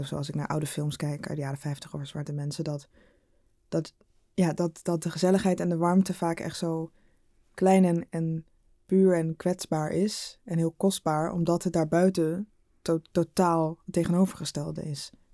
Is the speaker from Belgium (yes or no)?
no; Rotterdam, South Holland, Netherlands; moved away as an adult; also born or lived in Arnhem; now in Amsterdam, Netherlands; ik kom uit Rotterdam. Maar ik had vier jaar in Arnhem gestudeerd